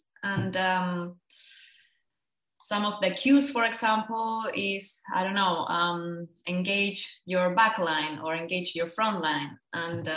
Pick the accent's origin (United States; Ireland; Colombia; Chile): Chile; now in Germany; I'm from Chile. I'm from South America.